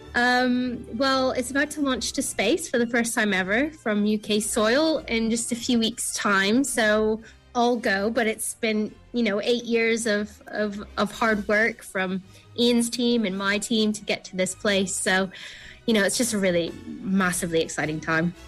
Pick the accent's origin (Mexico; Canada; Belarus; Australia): Canada; now in Cornwall, United Kingdom; I'm from Canada originally, a very remote part of Canada